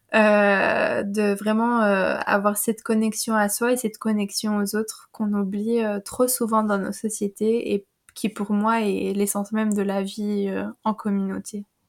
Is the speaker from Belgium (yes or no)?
yes; Wallonia, Belgium; je suis une compatriote belge. j'habite dans j'habite dans la région liégeoise